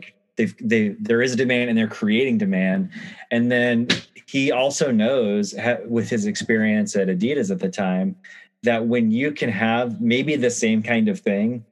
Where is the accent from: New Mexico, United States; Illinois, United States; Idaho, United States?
New Mexico, United States; now in Portland, United States; growing up in New Mexico